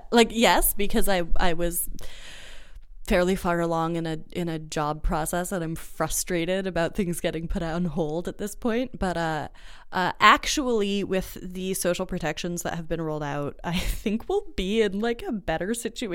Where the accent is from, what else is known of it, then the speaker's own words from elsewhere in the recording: United States; now in Halifax, Canada; So maybe the racism just feels homey to me, being that I'm from the United States.